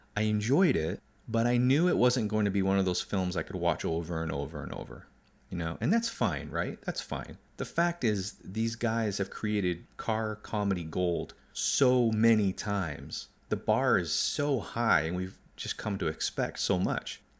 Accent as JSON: {"language": "English", "country": "United States", "said": "as an American, and not a rich one"}